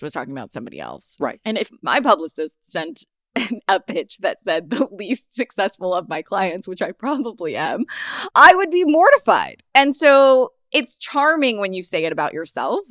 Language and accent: English; Los Angeles, California, United States; I'm from Los Angeles